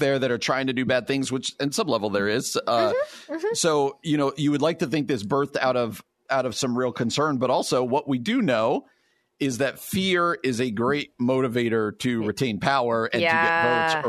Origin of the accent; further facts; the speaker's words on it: New Jersey, United States; I mean, I grew up in New Jersey.